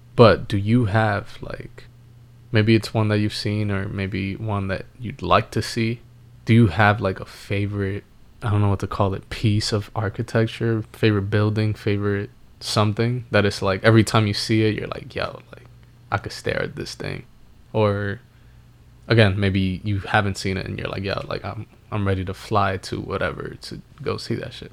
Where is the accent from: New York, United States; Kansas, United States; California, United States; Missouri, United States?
New York, United States; New York City; we grew up in New York City